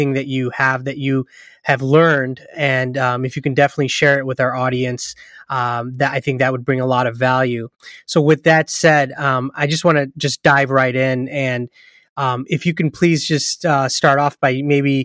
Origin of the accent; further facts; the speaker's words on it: San Diego, California, United States; moved away; my hometown of San Diego, California, which I miss very much